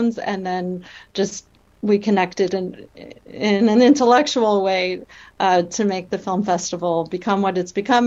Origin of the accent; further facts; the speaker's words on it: Chicago, Illinois, United States; moved away as an adult; now in San Luis Obispo, United States; originally I'm from Chicago